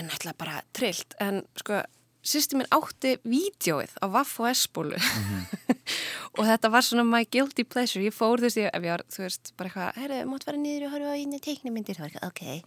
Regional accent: Kópavogur, Capital Region, Iceland; ég er alveg upp í Kópaunum. Já. Uh, ég er bara, já, bara bjóð alla mína tíð í Kópaunum

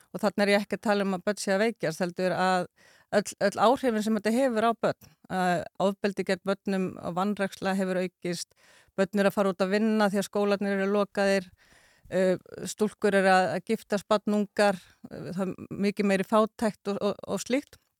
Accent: Reykjavík, Capital Region, Iceland; moved away as an adult; also born or lived in Cambodia / Dublin, Ireland; ég sé alin upp í Vesturbænum.

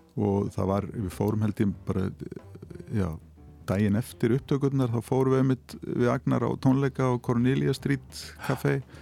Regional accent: Hafnarfjörður, Capital Region, Iceland; í Hafnafjörði heimabænum mínum

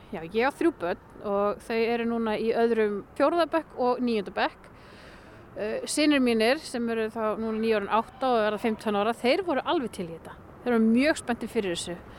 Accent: Hrísey, Northeastern Region, Iceland; also born or lived in Akureyri / Raufarhöfn / Kópasker; svo verð ég uppalinn þar alveg fram eh, að framhaldsskóla aldrei.

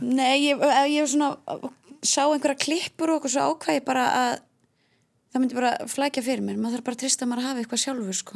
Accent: Hafnarfjörður, Capital Region, Iceland; ég er ekki úr sveit, ég er úr Hafnarfjörði

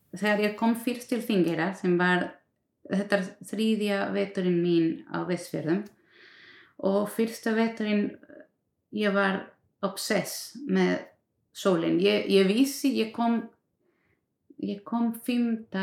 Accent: Venezuela; Icelandic is a second language; now in Westfjords, Iceland; ég er frá Venezuela

